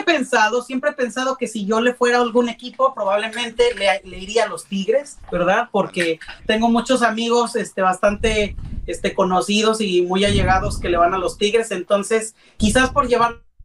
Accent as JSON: {"language": "Spanish", "region": "Puebla", "country": "Mexico", "tie": "born or raised there", "also_born_or_lived": "San Martín Texmelucan", "said": "soy originario de la ciudad de Puebla. Eh, soy poblano de corazón"}